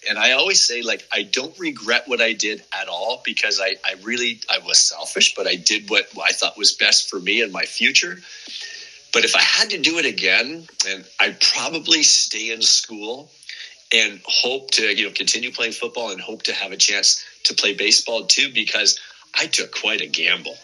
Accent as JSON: {"language": "English", "town": "Windsor", "region": "Ontario", "country": "Canada", "tie": "born or raised there", "said": "the University of Windsor, which is at home here in my hometown"}